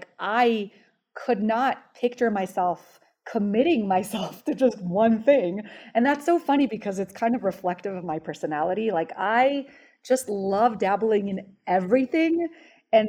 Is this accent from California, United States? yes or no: yes; Los Angeles, California, United States; moved away as an adult; also born or lived in Israel / New York area; I was born in Israel and I immigrated here at age 10 to Los Angeles